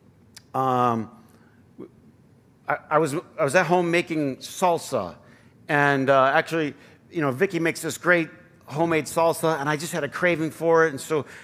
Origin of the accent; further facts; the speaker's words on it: Flint, Michigan, United States; how I grew up, you know, in Flint